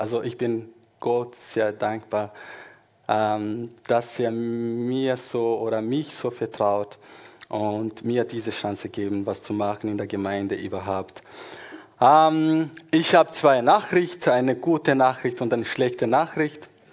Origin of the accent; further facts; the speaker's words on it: Rwanda; moved away; also born or lived in Congo; ich bin in Kongo geboren und später, ich glaube, nach vier Jahren, als ich vier Jahre alt war, oder circa vier, wir sind nach Ruanda zurückgegangen und dort bin ich in der Schule gegangen und Gymnasium